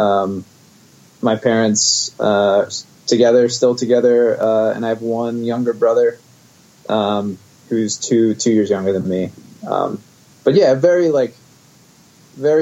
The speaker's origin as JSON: {"language": "English", "town": "West Chester", "region": "Pennsylvania", "country": "United States", "tie": "born or raised there", "said": "I grew up in the suburbs of Philadelphia in Westchester, Pennsylvania."}